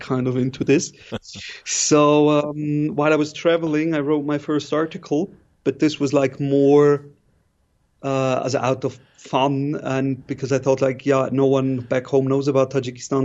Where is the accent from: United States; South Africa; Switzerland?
Switzerland; moved away as an adult; now in Kabul, Afghanistan; I was born and raised in Switzerland, uh, studied also there.